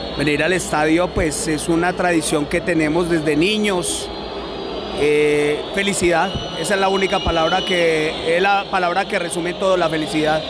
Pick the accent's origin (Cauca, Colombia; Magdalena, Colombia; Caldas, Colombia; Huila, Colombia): Caldas, Colombia; Manizales; Yo de, Manizales? del barrio La Arboleda.